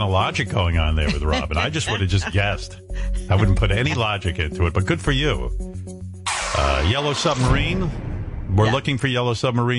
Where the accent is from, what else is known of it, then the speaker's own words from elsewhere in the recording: Vermont, United States; I was born and raised in Vermont. I will tell you that Bigfoot is not one of a kind.